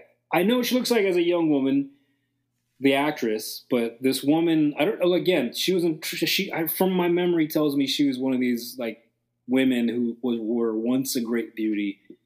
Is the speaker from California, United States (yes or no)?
no; North Bay Village, Florida, United States; I grew up in North Bay Village.